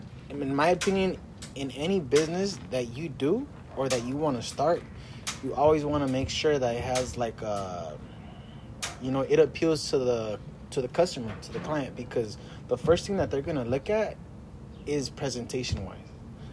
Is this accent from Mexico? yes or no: yes; Jalisco, Mexico; We're from I'm from Jalisco, though. You know, like, that's where my family's from.